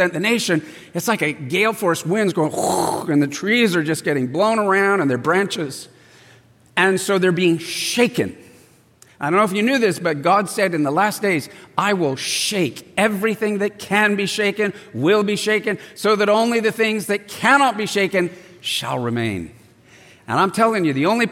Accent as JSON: {"language": "English", "town": "El Cajon", "region": "California", "country": "United States", "tie": "born or raised there", "said": "I grew up in East County, where Dennis is from, Agajanian, El Cajon, and I went to El Cajon Valley High School"}